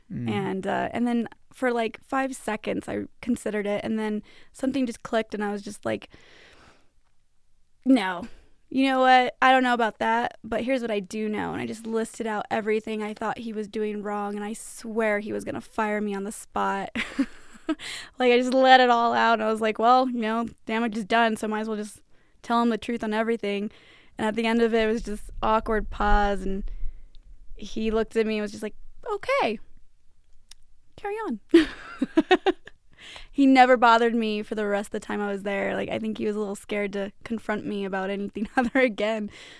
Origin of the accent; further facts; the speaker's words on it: Pueblo, Colorado, United States; So for me, Pueblo is kind of boring to live in. There's not a whole lot to do.